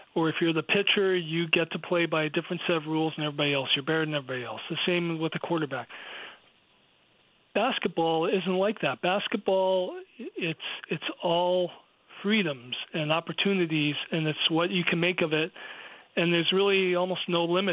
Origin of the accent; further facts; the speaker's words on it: United States; I'm American